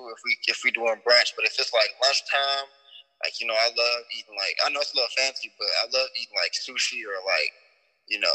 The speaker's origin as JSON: {"language": "English", "town": "Las Vegas", "region": "Nevada", "country": "United States", "tie": "born or raised there", "said": "I'm born and raised in Vegas."}